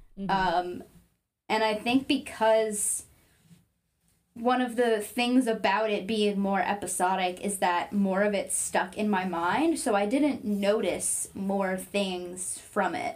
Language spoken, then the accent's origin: English; the South, Cajun, Louisiana, United States; I would say that I'm from the South